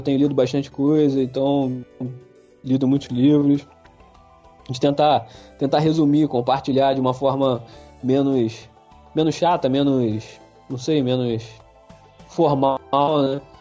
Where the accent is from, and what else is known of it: Brazil